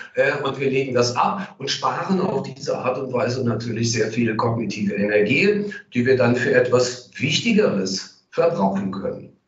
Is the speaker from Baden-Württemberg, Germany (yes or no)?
no; Cologne, North Rhine-Westphalia, Germany; als Kölner